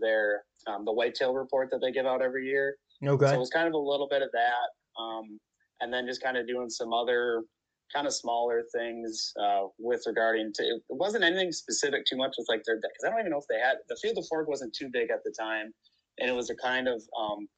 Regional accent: south of St. Paul, Minnesota, United States; I was born and raised in Minnesota. I actually grew up south of St. Paul a little ways

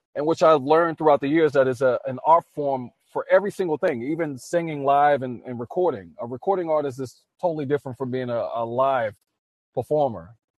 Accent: New Orleans, Louisiana, United States; born and raised in New Orleans, Louisiana.

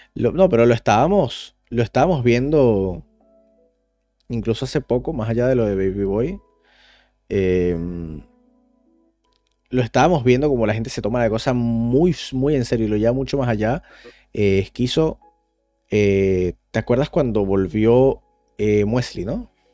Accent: Caracas, Venezuela; moved away; cuando yo me fui de Venezuela

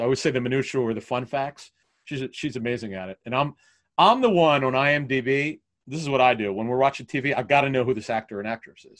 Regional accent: Philadelphia, Pennsylvania, United States; growing up in Philly

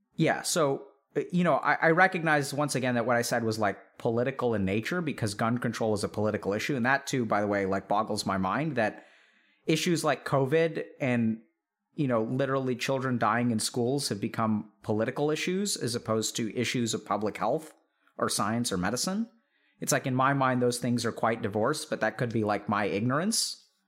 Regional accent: Texas, United States; growing up in Texas

